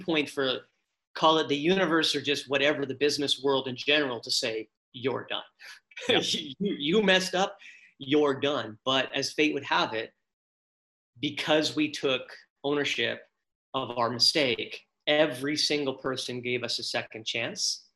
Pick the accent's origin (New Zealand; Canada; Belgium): Canada; Abbotsford, British Columbia; I'm from Abbotsford, small town Abbotsford